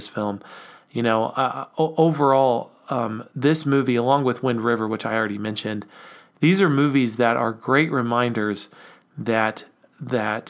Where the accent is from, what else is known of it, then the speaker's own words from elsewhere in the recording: United States; we think of ourselves as American citizens